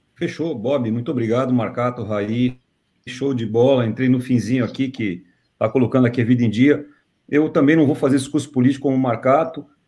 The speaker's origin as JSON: {"language": "Portuguese", "country": "Brazil", "said": "como brasileiro, num país como o nosso"}